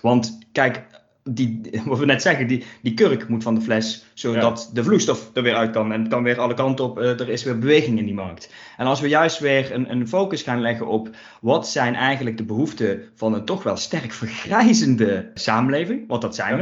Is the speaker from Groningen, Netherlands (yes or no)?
no; Limburg, Netherlands; ik kom eens even uit Limburg